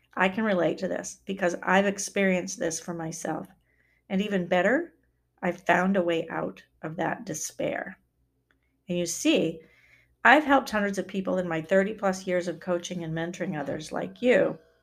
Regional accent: Maine, United States; moved away as an adult; also born or lived in Wisconsin; to move back to my home state

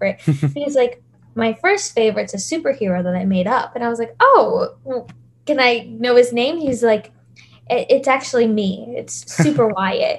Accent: West Virginia, United States; moved away as an adult; now in Florida, United States; I'm from West Virginia

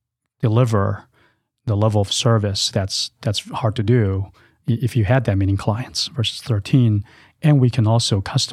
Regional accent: China; English is a second language; moved away as an adult; now in United States; So I came to this country almost 18 years ago to attend college. I was born and raised in China in an entrepreneurial family.

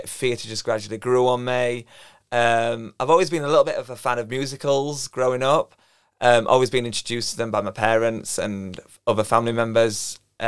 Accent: Sheffield, Yorkshire and the Humber, United Kingdom; I'm from Sheffield, I'm 29 years old.

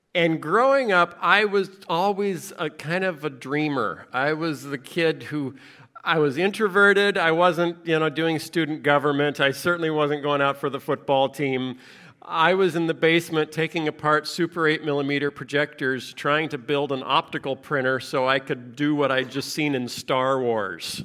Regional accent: United States; I grew up in America

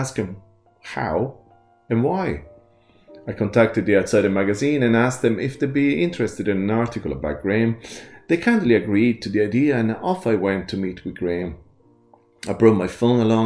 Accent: Italy; Growing up in Italy, we sat at the table every day as a family

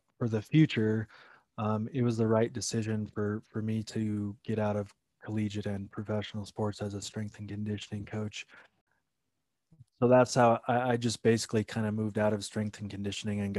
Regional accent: Iowa, United States; being born and raised in Iowa

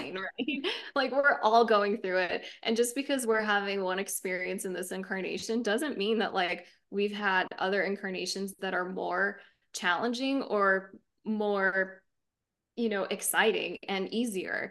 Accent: United States; we're here in the States, right? Growing up in the States, we have our culture that shapes us

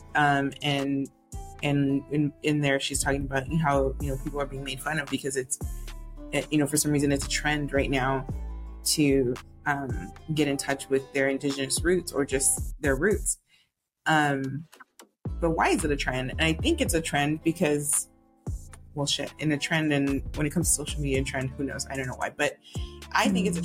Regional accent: Houston, Texas, United States; moved away as an adult; now in San Antonio, United States; I grew up in Houston

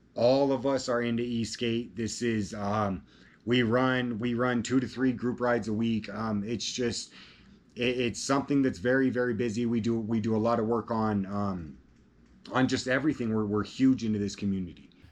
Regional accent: Colorado, United States; I'm from Colorado

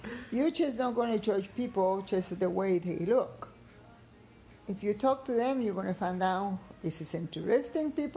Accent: Guatemala; now in Houston, United States; I'm born there and I'm raised in there

